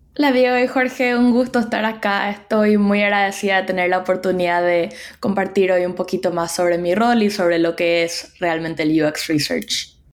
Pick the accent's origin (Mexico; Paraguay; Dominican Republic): Paraguay; moved away as an adult; also born or lived in United States; now in New York, United States; yo soy de Paraguay